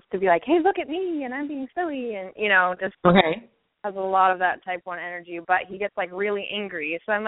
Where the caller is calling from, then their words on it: Virginia, United States; I'm calling from Virginia.